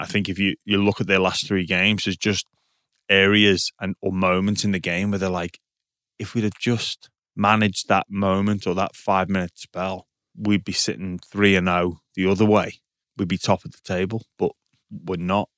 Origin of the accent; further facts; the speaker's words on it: England, United Kingdom; now in Australia; I had a bit of a joke about being English